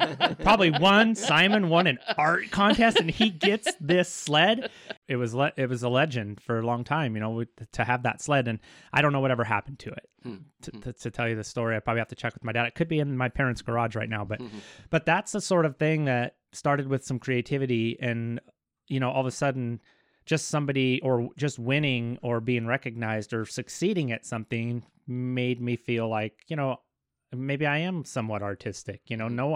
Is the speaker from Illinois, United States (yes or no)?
no; Kellogg, Idaho, United States; Born and raised in good old Kellogg, over on, they call it Sunnyside